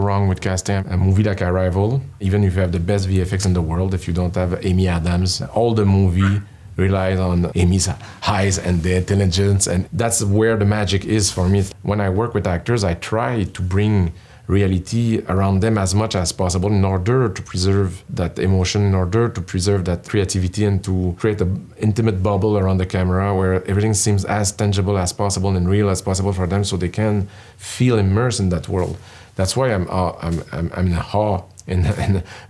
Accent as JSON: {"language": "English", "country": "Canada"}